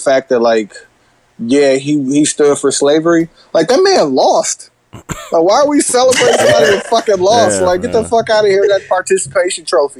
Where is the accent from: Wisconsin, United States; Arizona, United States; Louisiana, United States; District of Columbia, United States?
Wisconsin, United States; Milwaukee; we're from Milwaukee